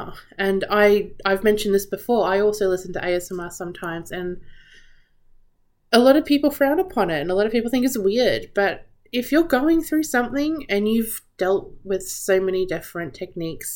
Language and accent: English; Australia; Growing up in Australia, we're always surrounded by beaches.